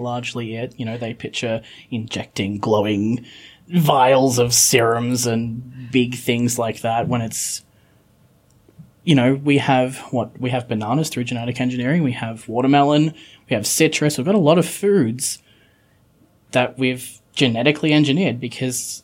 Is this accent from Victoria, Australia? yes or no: no; Coffs Harbour, New South Wales, Australia; I'm from Coffs Harbour